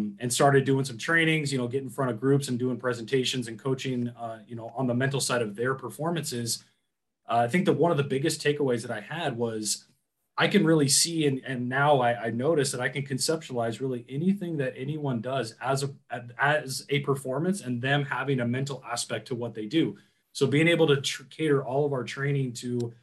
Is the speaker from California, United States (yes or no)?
yes; San Diego, California, United States; I grew up in San Diego, which is an incredibly, you know, really military heavy, place